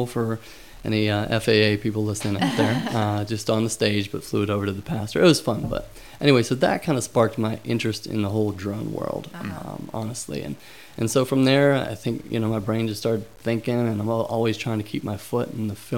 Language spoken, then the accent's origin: English; Pittsburgh, Pennsylvania, United States; moved away; I grew up in Pittsburgh